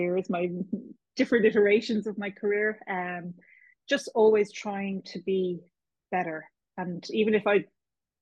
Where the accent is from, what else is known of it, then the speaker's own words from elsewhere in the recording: Kilkenny, Leinster, Ireland; moved away as an adult; now in Dublin, Ireland; I was born in Kilkenny, a proud cat. I've lived in Dublin for more than half my life now, but I'm still from Kilkenny as far as I'm concerned